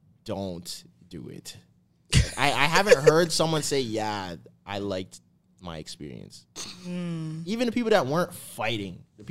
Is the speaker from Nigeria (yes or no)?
no; Canada; I'm Canadian.